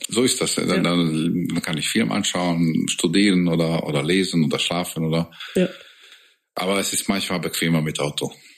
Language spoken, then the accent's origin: German; Hungary; German is a second language; moved away as an adult; now in Augsburg, Germany; bei uns halt in Ungarn